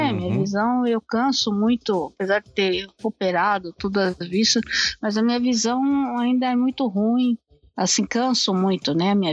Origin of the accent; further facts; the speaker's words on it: São Paulo, Brazil; né? Eu amo a minha cidade, eu amo São Paulo.